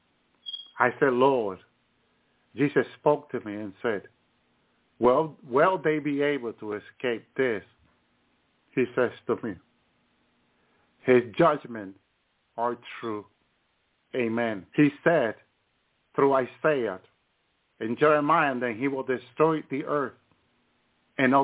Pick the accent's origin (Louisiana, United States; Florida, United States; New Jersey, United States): New Jersey, United States; Union City; also born or lived in the island (unspecified); I grew up in Union City, New Jersey